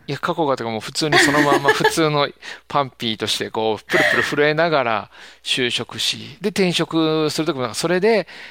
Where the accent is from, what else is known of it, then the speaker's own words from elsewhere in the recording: Kansai, Japan; 関西人なんで